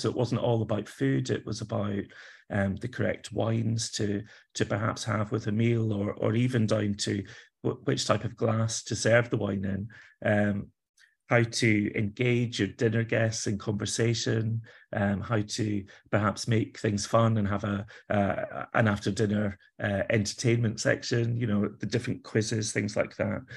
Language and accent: English; Kilpatrick Durham, Scotland, United Kingdom; now in Edinburgh, United Kingdom; I grew up in Scotland. I've not always lived here, but, uh, I did grow up in Scotland, a, a tiny little town, um, village really called Kilpatrick Durham is where I was born.